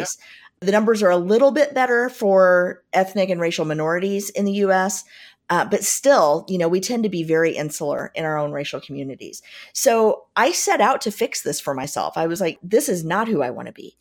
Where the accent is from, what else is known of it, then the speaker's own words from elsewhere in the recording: Southern Indiana, United States; I grew up in Southern Indiana